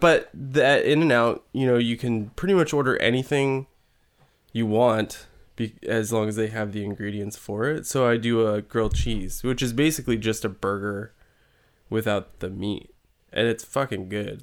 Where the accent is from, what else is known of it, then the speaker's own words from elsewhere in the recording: California, United States; also born or lived in Yolo County, California; I grew up in California.